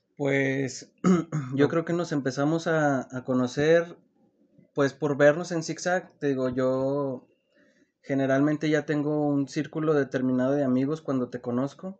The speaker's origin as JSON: {"language": "Spanish", "region": "Zacatecas", "country": "Mexico", "tie": "born or raised there", "said": "yo soy de aquí, de Zacatecas, mm, pues nací aquí, crecí aquí"}